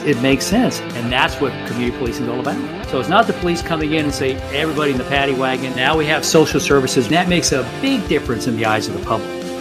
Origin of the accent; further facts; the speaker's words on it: San Benito, Texas, United States; moved away as an adult; also born or lived in Tampa, Florida; I'm actually born and raised in South Texas in a town called San Benito, Texas